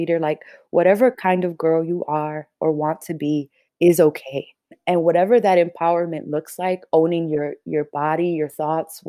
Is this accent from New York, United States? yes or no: yes; New York City, New York, United States; I was born and raised in New York City